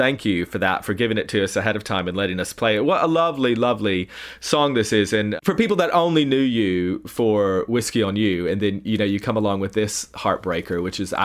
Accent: East Tennessee, United States; now in United Kingdom; I grew up in Tennessee. I've been in the UK for a long time. But for us growing up in East Tennessee

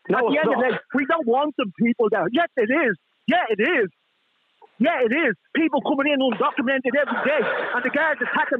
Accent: Ireland; We are Irish citizens. We are born in Ireland. We weren't born elsewhere.

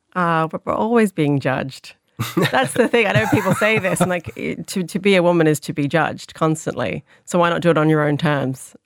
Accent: Sydney, New South Wales, Australia; now in Ireland; I grew up in the Sydney Irish community in Sydney.

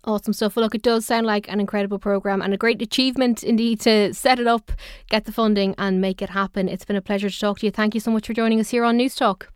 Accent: Dublin, Leinster, Ireland; I'm from Dublin

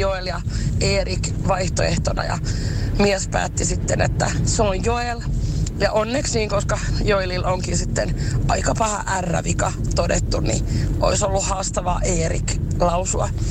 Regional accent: Finland; ollaan suomenruotsalainen perhe

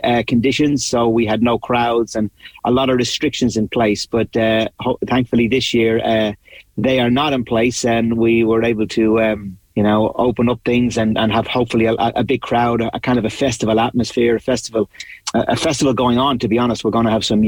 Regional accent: Dublin, Leinster, Ireland; I'm from Dublin and born in Dublin

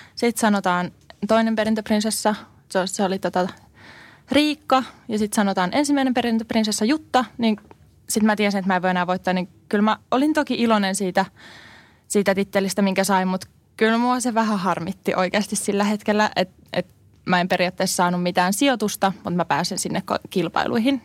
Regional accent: Finland; moved away as an adult; also born or lived in Cyprus; mä oon Suomesta

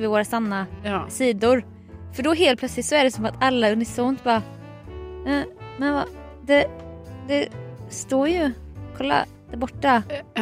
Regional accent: Småland, Sweden; som smålänning

